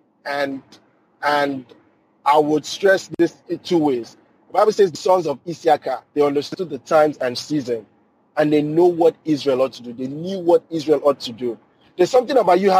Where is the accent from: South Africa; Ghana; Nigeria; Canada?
Nigeria; now in United States; I grew up in Nigeria driving stick shift